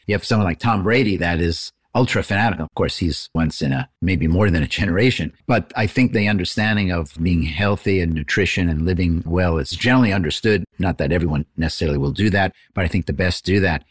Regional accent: Canada; I'm Canadian

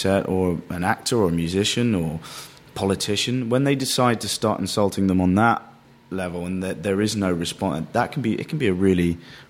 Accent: London, United Kingdom; I would consider myself a Londoner

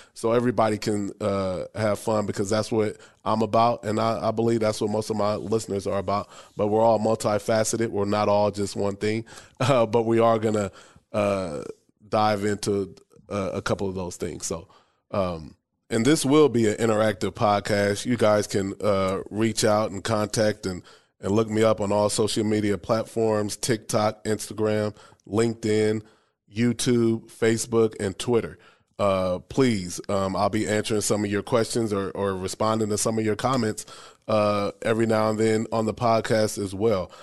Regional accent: Omaha, Nebraska, United States; also born or lived in Bowie, Maryland; I grew up in Omaha, Nebraska, born and raised

